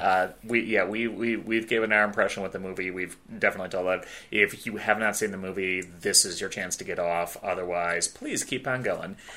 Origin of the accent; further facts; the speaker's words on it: Chicago, Illinois, United States; moved away; also born or lived in Southeast US; I grew up in the Chicagoland area